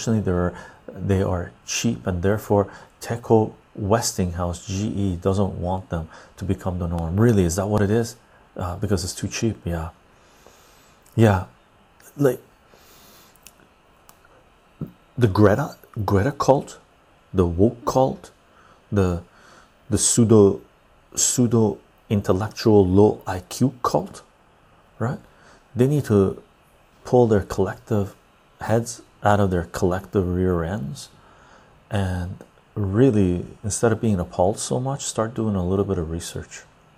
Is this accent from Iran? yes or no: yes; Iran; I'm the one from Iran.